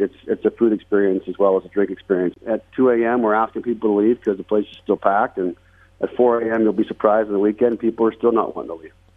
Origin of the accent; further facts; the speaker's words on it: Las Vegas, Nevada, United States; I was born and raised in Las Vegas